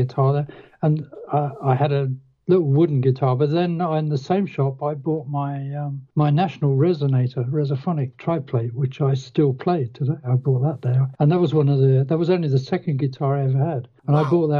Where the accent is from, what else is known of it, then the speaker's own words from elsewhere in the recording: Reading, South East England, United Kingdom; I grew up in Reading, which is like half an hour from London by train or car.